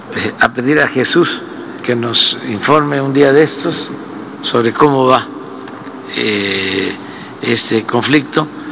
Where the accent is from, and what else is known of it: Mexico